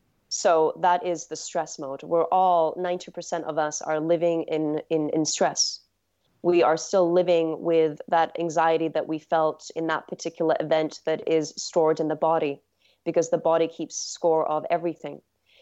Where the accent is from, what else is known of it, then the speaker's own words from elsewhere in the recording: England, United Kingdom; So I grew up in England, and there's, you know, so much lushness there. Especially in just the outskirts of London.